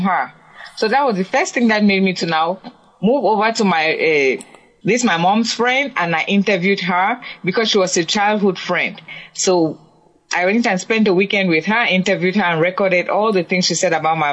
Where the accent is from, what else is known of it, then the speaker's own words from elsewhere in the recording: Cameroon; moved away; I'm from Cameroon in Africa.